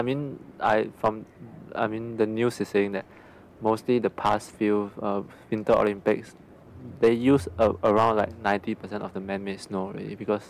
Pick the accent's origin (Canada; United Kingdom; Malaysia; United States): Malaysia; as a Malaysian. Of course, first of all, our country doesn't have the chance let us play.